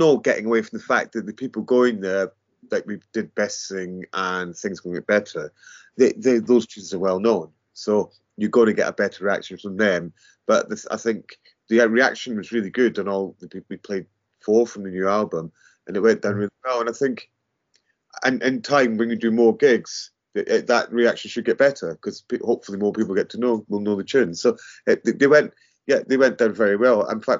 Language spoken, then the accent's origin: English; Edinburgh, Scotland, United Kingdom; now in London, United Kingdom; Well, we were in London, but Pete came from Ireland, I came from Scotland, Edinburgh, and we moved down south